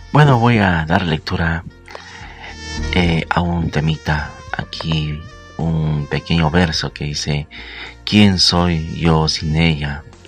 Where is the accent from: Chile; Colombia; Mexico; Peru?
Peru; que lo celebramos aquí en mi país, en Perú.